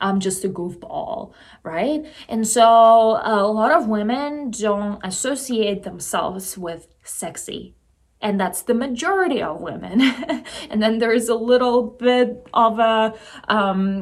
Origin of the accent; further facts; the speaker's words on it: Russia; moved away; growing up in Russia